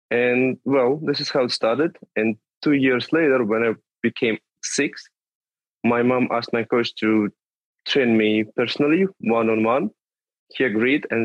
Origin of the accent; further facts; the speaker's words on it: Tula, Tula Oblast, Russia; moved away; from Tula. It's a small city not far from Moscow, like 200 250 kilometers from there